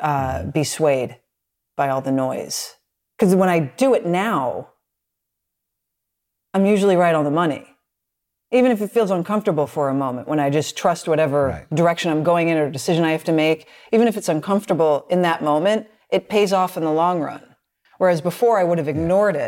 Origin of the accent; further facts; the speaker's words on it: Philadelphia, Pennsylvania, United States; I'm from Philly